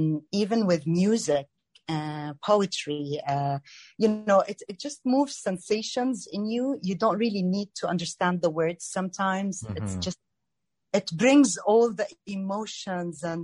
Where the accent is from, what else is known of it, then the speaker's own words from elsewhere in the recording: Jordan; moved away as an adult; also born or lived in Greece; now in Toronto, Canada; I'm Jordanian Canadian, and I met my Canadian husband back in Jordan.